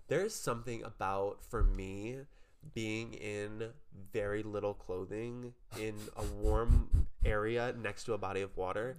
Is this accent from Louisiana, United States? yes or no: yes; New Orleans, Louisiana, United States; I am from New Orleans.